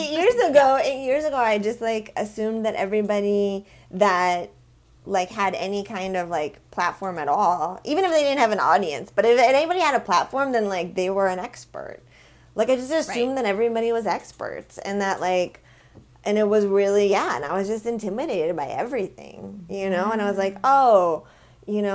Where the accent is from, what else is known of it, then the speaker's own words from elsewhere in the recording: Vermont, United States; now in Los Angeles, United States; I grew up with in Vermont